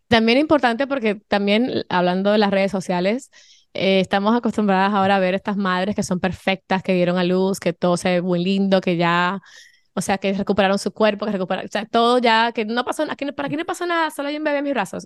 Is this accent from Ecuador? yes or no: no; Dominican Republic; now in Miami, United States; yo soy dominicana eh, mi esposo es español